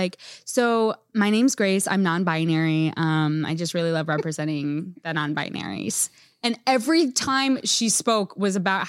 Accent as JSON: {"language": "English", "town": "Branson", "region": "Missouri", "country": "United States", "tie": "born or raised there", "said": "We grew up in Branson. Come on."}